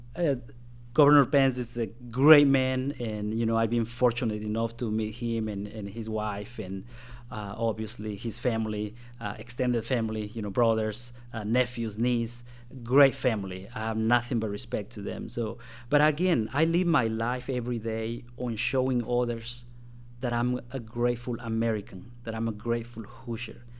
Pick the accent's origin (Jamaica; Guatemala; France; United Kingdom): Guatemala; now in Indiana, United States; when I was in my home country of Guatemala. That's where I was born and raised.